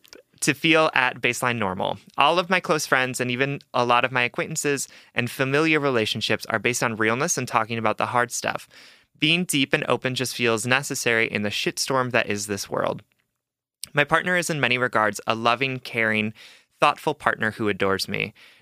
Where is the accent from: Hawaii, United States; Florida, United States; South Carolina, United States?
Hawaii, United States; I'm Asian. I'm from Hawaii. I'm bi, and I've been both monogamous and poly at different points in my life.